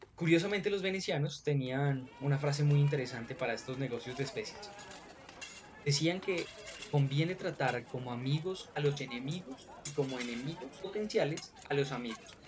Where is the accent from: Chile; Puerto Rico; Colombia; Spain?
Colombia; Acá en nuestro territorio, en nuestro Colombia